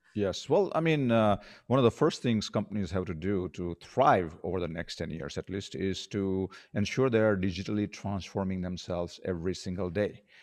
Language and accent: English; India; also born or lived in Colorado, United States / Arizona, United States; now in Philippines; I grew up in India